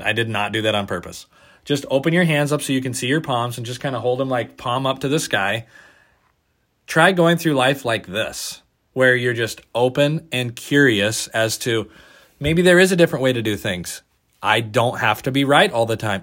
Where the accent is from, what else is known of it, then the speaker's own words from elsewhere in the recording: Oregon, United States; we're from Oregon